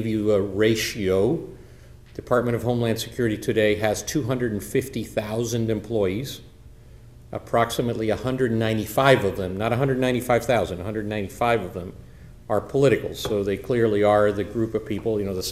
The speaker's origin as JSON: {"language": "English", "country": "Cuba", "moved": "yes", "lives_now": "United States", "said": "I'm originally from Cuba"}